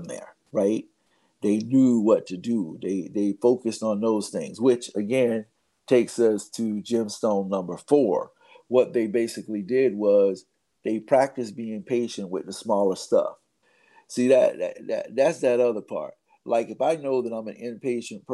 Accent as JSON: {"language": "English", "country": "United States", "said": "as an American"}